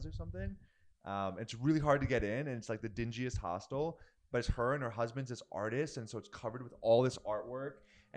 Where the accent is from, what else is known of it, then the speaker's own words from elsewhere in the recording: United States; moved away; also born or lived in Vietnam; I'm this American guy coming